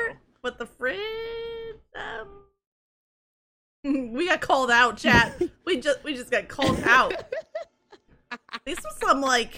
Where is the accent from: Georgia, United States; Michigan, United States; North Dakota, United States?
Michigan, United States; I grew up in Michigan. I grew up in Michigan